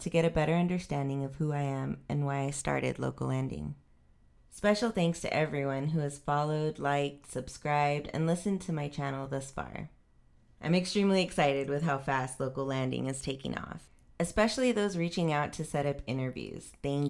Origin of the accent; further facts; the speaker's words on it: El Paso, Texas, United States; We'll be starting off in my hometown of El Paso, Texas.